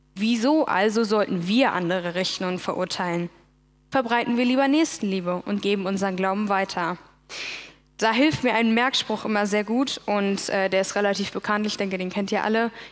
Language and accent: German; Berlin, Germany; Ich bin aufgewachsen in Berlin als eine von vier Geschwistern